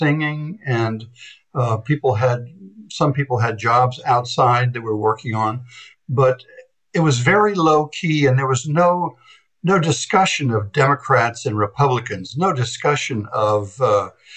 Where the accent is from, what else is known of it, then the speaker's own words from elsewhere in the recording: Princeton, New Jersey, United States; I grew up in Princeton